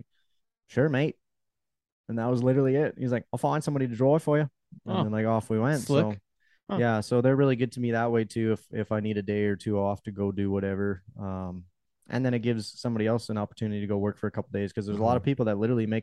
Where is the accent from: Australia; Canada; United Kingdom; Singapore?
Canada; Being Canadian, I can't even get on the TikTok creator fund